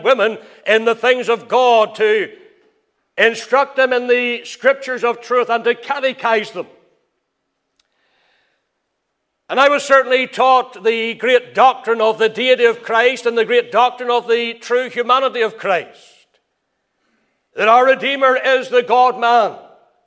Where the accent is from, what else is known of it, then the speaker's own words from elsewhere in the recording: Crossgar, Northern Ireland, United Kingdom; I can remember growing up in the Free Presbyterian Church. My father, he was there in Crossgar from the very beginning.